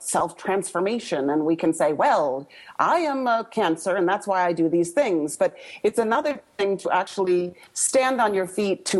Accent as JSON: {"language": "English", "town": "Fargo", "region": "North Dakota", "country": "United States", "tie": "born or raised there", "said": "I grew up in Fargo, North Dakota, which was a rather conservative place to grow up"}